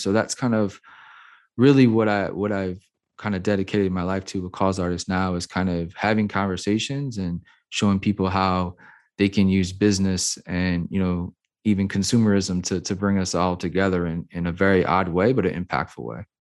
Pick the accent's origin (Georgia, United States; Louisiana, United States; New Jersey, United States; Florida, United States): Louisiana, United States; New Orleans; I grew up, I was born and raised in New Orleans, Louisiana